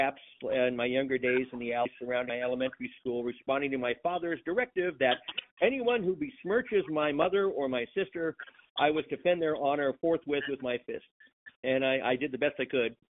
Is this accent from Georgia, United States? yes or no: no; Long Beach, California, United States; I was born and bred in the Los Angeles County city of Long Beach, California